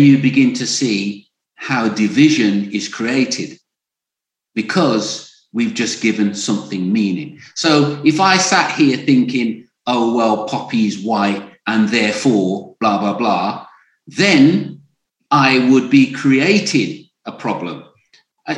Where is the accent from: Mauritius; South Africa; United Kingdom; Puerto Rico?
United Kingdom; Birmingham, West Midlands; I grew up in Birmingham